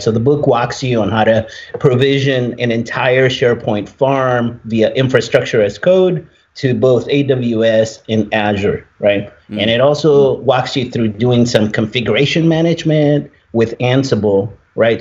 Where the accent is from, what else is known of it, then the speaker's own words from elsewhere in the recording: Tijuana, Baja California, Mexico; moved away; I was born in Tijuana